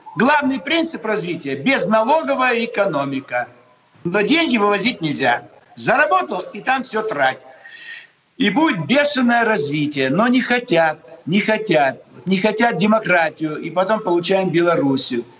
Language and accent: Russian; Almaty, Kazakhstan; now in Moscow, Russia; В детстве я жил в Алмате